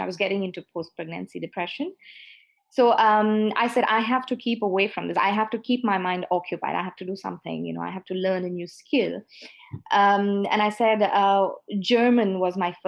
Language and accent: English; India; moved away as an adult; now in Bordeaux, France; I come from India. I've lived most of my life in India, took a plunge of faith and moved to Bordeaux